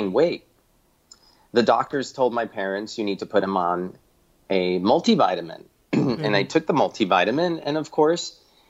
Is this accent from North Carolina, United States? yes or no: no; Miami, Florida, United States; moved away as an adult; also born or lived in Ithaca, New York; now in New York City, United States; I grew up in Miami, Florida